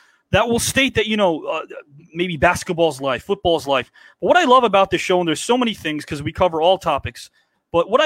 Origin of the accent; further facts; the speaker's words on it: New York City, New York, United States; moved away as an adult; now in New Jersey, United States; I grew up in New York. I'm in Jersey now.